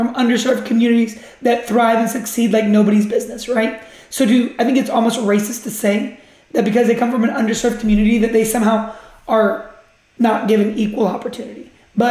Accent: United States; I'm an American.

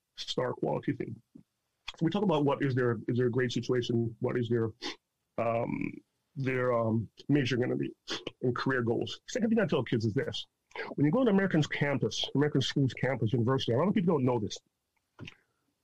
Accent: Toronto, Ontario, Canada; also born or lived in Jamaica; I'm from Toronto, from Jane and Wilson, child farm kid

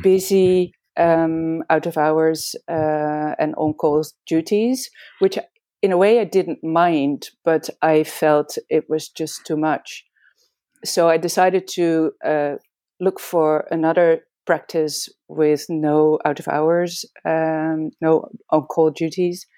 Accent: Amsterdam, North Holland, Netherlands; moved away as an adult; also born or lived in Belgium / England; I was born and raised in Amsterdam, in the Netherlands

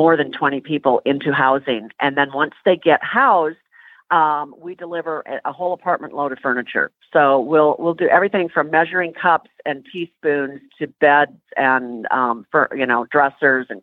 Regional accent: Minnesota, United States; now in Tennessee, United States; I'm from Minnesota

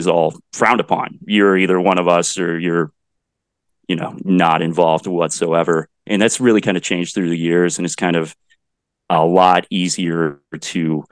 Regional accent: Bennington, Kansas, United States; also born or lived in Denton, Texas / Dallas, Texas; I spent my school life in Bennington, Kansas, which is just about 15 miles north of Salina

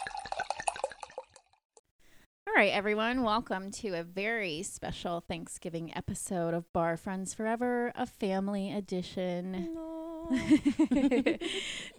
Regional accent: Louisiana, United States; I'm from Louisiana.

